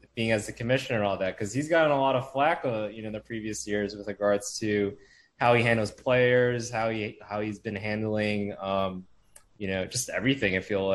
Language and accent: English; Darien, Illinois, United States; I grew up in Darien, so Southwest side.